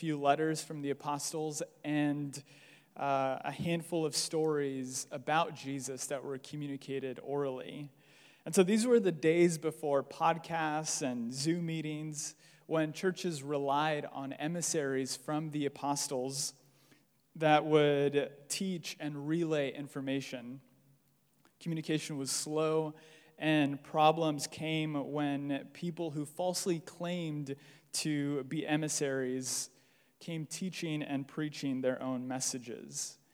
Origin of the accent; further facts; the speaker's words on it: Los Angeles, California, United States; I'm Mexican, born and raised in LA.